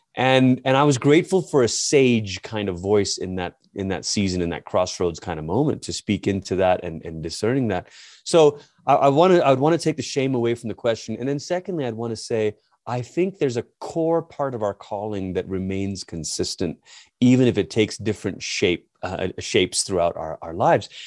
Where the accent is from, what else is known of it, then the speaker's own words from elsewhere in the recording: Malaysia; moved away as an adult; also born or lived in Portland, Oregon; now in United States; I'm originally from Malaysia. It's where I grew up.